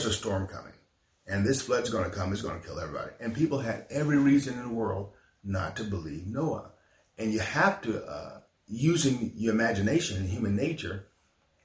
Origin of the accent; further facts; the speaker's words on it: Selma, Alabama, United States; my hometown of Selma, not just for the state of Alabama